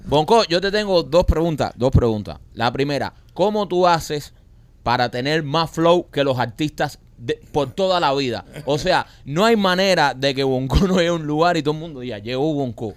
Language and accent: Spanish; Cuba; now in United States; nosotros que vivimos en Cuba